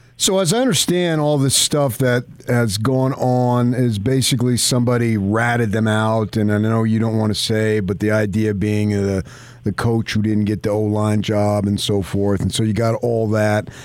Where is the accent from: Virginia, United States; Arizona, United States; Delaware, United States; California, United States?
Arizona, United States; I grew up in Arizona